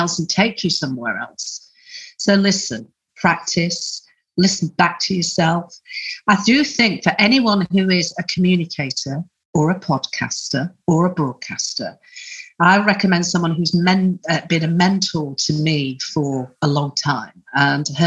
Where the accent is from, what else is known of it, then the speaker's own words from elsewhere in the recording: Huddersfield, Yorkshire and the Humber, United Kingdom; also born or lived in Calder Valley / London; Well, I am a Yorkshire lass. I'm from Huddersfield.